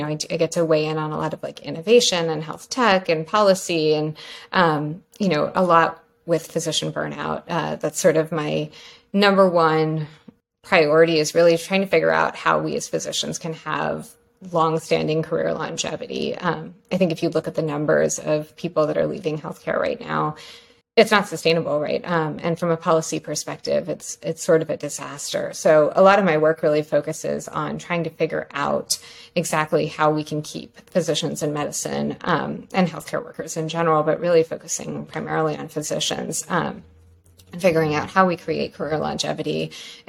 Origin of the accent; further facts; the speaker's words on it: Pennsylvania, United States; moved away as an adult; also born or lived in New York / North Carolina; I grew up in Pennsylvania.